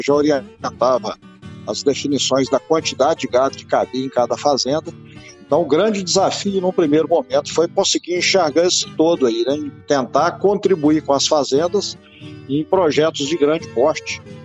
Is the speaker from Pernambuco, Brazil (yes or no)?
no; Iguatama, Minas Gerais, Brazil; Sou mineiro, sou do interior de Minas, sou de Iguatama